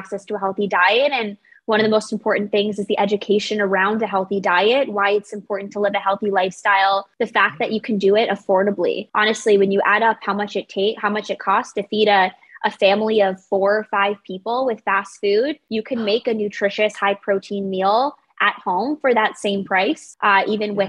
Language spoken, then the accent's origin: English; Longmeadow, Massachusetts, United States; moved away; also born or lived in Los Angeles; I grew up in Longmeadow, Massachusetts, adjacent to Springfield, Massachusetts